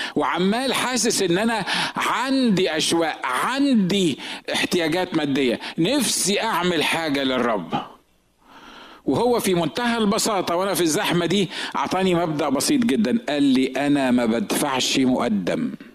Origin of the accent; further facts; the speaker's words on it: Egypt; moved away as an adult; now in San Diego, United States; احنا الاثنين مصريين